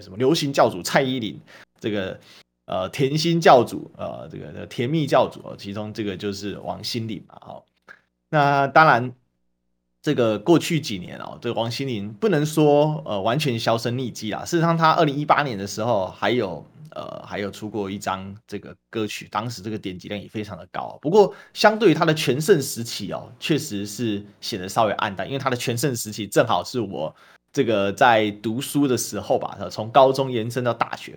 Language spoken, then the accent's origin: Chinese; Taiwan; 我们台湾人